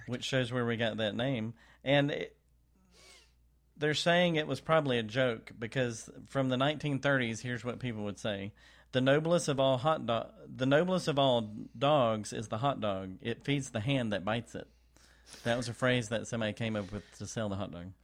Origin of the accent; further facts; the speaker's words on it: Texas, United States; I'm also from Texas